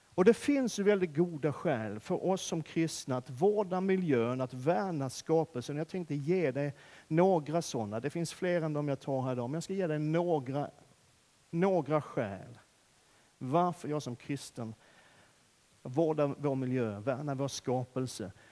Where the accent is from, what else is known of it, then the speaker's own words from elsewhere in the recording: Sweden; vi svenskar